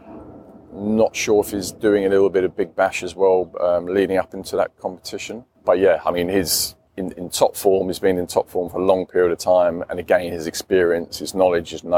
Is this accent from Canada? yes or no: no; England, United Kingdom; I'm an Englishman